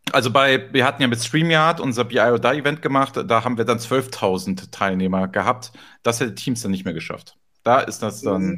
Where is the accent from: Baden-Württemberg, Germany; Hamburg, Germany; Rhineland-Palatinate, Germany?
Hamburg, Germany; Hamburg, meine Heimatstadt